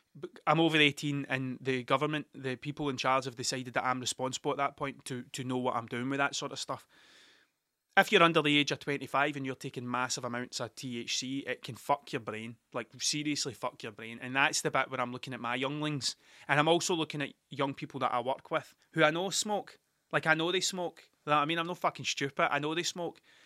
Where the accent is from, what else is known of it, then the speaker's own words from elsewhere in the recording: Scotland, United Kingdom; Scottish people aren't very good at telling things that they're good